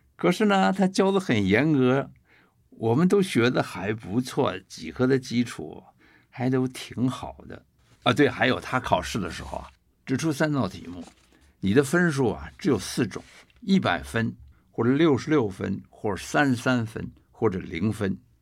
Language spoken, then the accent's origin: Chinese; Taipei, Taiwan; moved away as an adult; also born or lived in Beijing / United States; 我们从北平刚到台北来的时候，我我们在台湾的第一个地址是台北市古